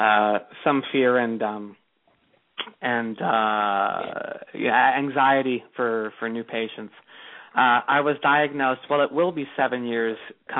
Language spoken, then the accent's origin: English; Los Angeles, California, United States; moved away as an adult; also born or lived in Pasadena, California; now in Fort Lauderdale, United States; I'm originally from Los Angeles.